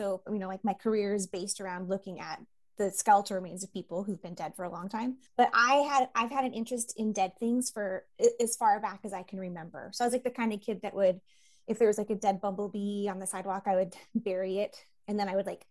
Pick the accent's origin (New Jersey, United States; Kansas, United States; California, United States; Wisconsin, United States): California, United States; Santa Rosa; I grew up in Santa Rosa, California